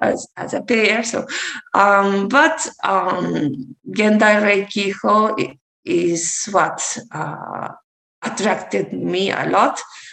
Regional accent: Japan; moved away; because I'm from Japan, my parents are from Japan, and I lived abroad for my father's job.

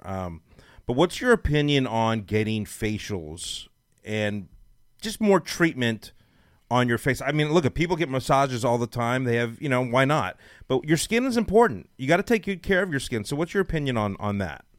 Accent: Los Angeles, California, United States; now in Dallas, United States; I'm from Los Angeles

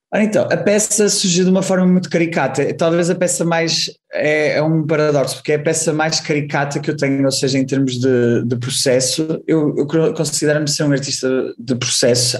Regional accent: Porto, Norte, Portugal; moved away as an adult; also born or lived in Amsterdam, Netherlands; eu sou do Porto, uh, estudei na, no ginasiano, aqui no Porto, e depois, quando tinha 19 anos, fui para Amsterdão

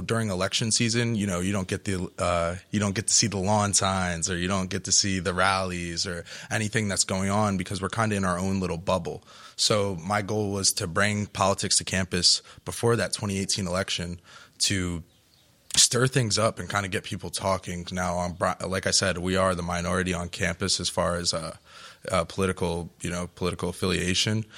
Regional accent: New Jersey, United States; moved away as an adult; now in Rhode Island, United States; now I'm from New Jersey

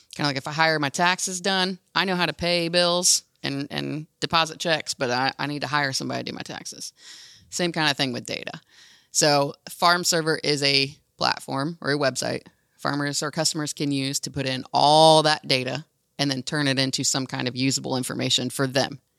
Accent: Hamilton County, Indiana, United States; growing up in Hamilton County and down the road from Bex

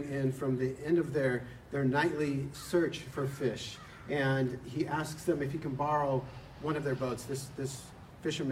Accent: San Diego, California, United States; moved away as an adult; now back home in San Diego, which is my hometown

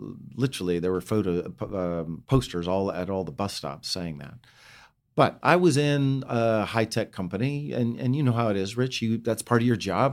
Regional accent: Bozeman, Montana, United States; also born or lived in Butte, Montana; now in Palo Alto, United States; we moved from Butte to Bozeman

